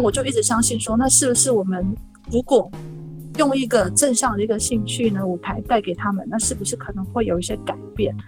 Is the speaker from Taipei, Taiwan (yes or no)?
no; Kaohsiung, Taiwan; moved away; 最后一站是在高雄的桃园，就是两年后OK。才回到我的家乡